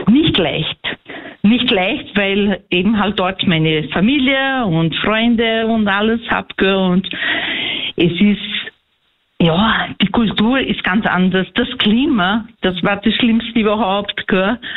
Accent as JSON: {"language": "German", "country": "Brazil", "moved": "as an adult", "lives_now": "Austria", "said": "ich komme aus Brasilien"}